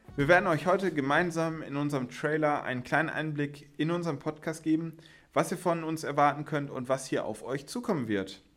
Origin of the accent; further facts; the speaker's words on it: Witten, North Rhine-Westphalia, Germany; ich lebe und wohne aber schon seitdem ich klein bin im beschaulichen und wunderschönen Witten.